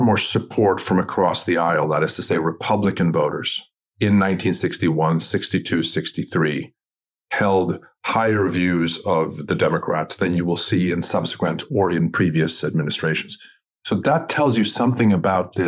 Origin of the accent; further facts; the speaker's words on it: Sweden; moved away; I'm originally from Sweden